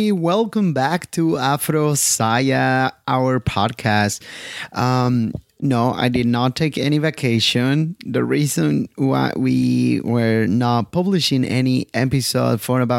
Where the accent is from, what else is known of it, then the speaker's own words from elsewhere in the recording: California, United States; here from California.